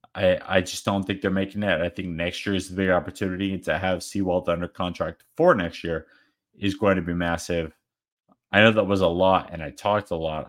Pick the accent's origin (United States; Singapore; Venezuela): United States; Arizona; I'm a D-backs fan, we're D-backs fans, we're from Arizona